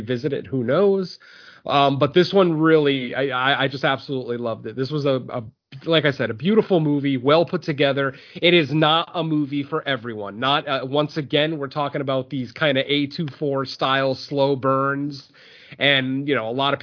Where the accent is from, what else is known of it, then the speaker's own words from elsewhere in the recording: Spain; Spain, you know, my home country